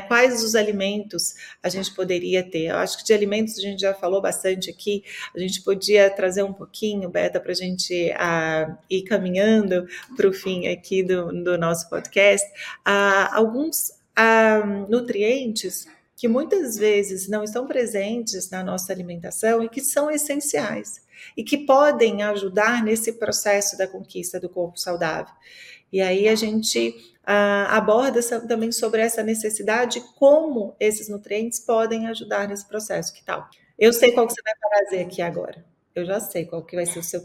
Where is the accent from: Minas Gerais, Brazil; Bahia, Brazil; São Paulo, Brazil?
Minas Gerais, Brazil; eu sou mineira